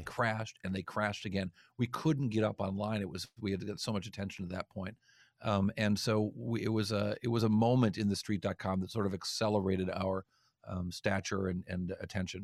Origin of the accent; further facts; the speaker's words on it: East Coast, United States; I'm from the East Coast